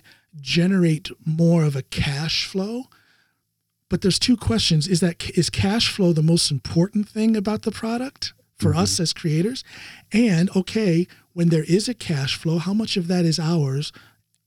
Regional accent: rural Ohio, United States; moved away as an adult; also born or lived in Chicago / Okinawa / North Carolina; now in Norway; I'm originally from small town, rural Ohio

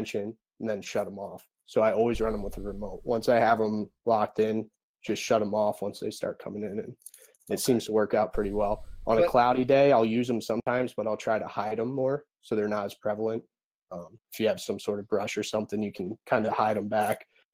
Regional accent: Pennsylvania, United States; I grew up in Pennsylvania

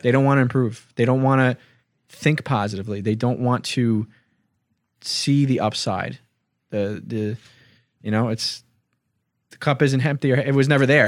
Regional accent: Hicksville, New York, United States; we're from Hicksville.

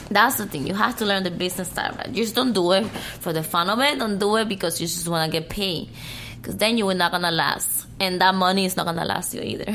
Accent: Cuba; English is a second language; moved away; I was born and raised in Cuba, but I prefer speaking English.

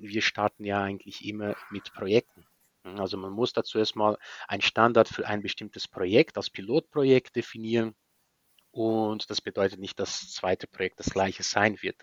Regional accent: Maringá, Paraná, Brazil; German is a second language; moved away as an adult; also born or lived in Spain; now in Berlin, Germany; Maringa, die, das ist von, von Bundesland Paraná, Süd von Brasilien, äh, gerade unter São Paulo, unter Bundesland São Paulo, da wo ich herkomme

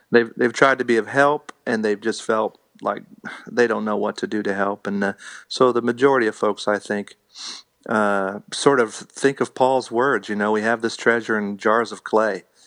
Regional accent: Indiana, United States; now in Missouri, United States; I'm a Hoosier from Indiana

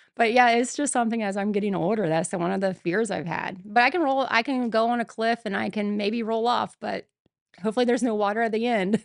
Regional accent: Mansfield, Ohio, United States; I was born and raised in Mansfield

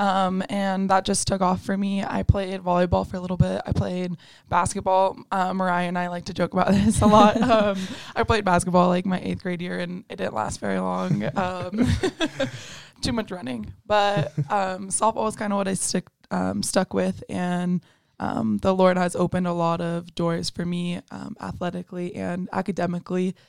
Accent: Erie, Colorado, United States; also born or lived in California; now in Pueblo, United States; I'm a senior from Erie, Colorado. I was born in California, but I moved to Colorado when I was pretty young. So I grew up here

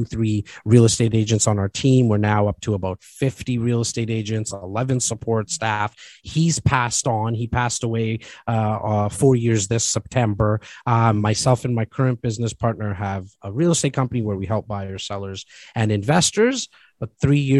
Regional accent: Toronto, Ontario, Canada; born and raised in Rexdale, which is just on the northern part of Toronto.

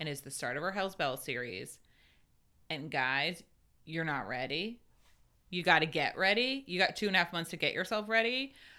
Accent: New Hampshire, United States; I grew up in New Hampshire

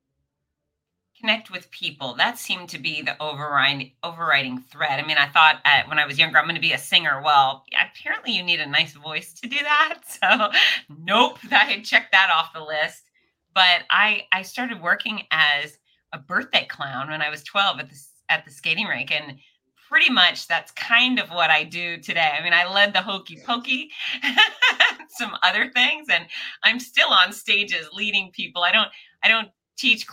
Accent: Fort Lauderdale, Florida, United States; now in Gainesville, United States; Born and raised in Fort Lauderdale, Florida

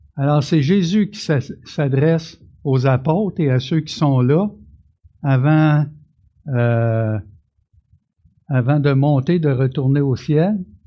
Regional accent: Canada; je suis un Canadien, je suis né ici

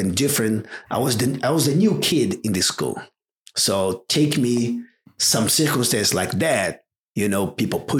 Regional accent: Rio de Janeiro, Brazil; English is a second language; moved away; also born or lived in São Paulo; I grew up in Rio de Janeiro in a very similar as a Seal Beach, like a beach place in Ipanema.

